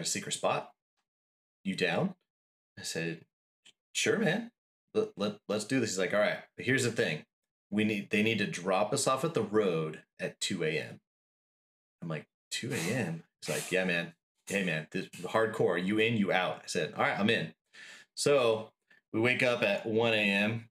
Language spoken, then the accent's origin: English; Yucca Valley, California, United States; I grew up in Yucca Valley